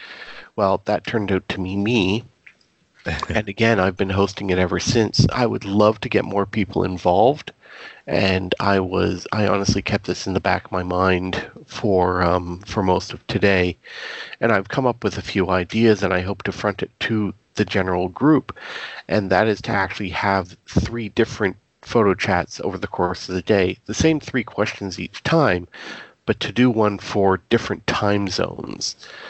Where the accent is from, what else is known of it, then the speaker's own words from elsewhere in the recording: Canada; being a Canadian, B, military historian.